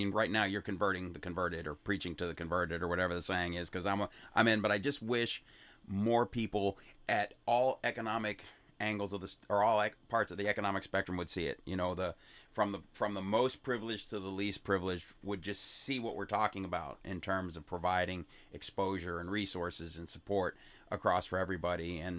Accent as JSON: {"language": "English", "town": "Chicago", "region": "Illinois", "country": "United States", "tie": "born or raised there", "said": "because I grew up in South Shore in a very depressed area as well, and in Chicago."}